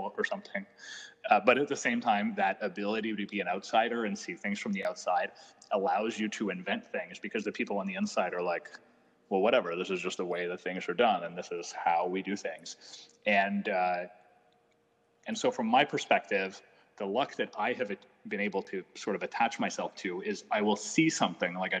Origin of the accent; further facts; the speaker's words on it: Canada; I'm Canadian